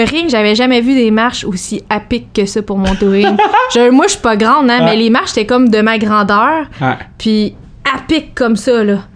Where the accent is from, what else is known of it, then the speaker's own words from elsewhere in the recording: Joliette, Quebec, Canada; Moi, je viens de Joliette